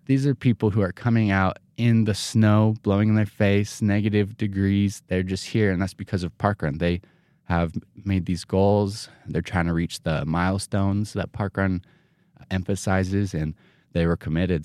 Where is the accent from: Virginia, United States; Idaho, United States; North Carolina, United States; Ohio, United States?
Idaho, United States; Rexburg; I grew up here in Rexburg